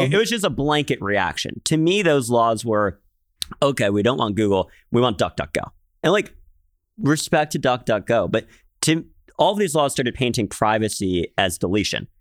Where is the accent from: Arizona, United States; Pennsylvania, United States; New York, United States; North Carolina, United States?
Pennsylvania, United States; Philadelphia; moved away; I grew up in Philadelphia, which, uh, good city.